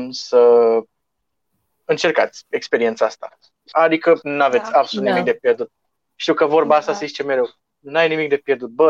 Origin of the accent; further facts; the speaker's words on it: Moldavia, Romania; eu sunt moldovean și sunt mai misogin așa de fel.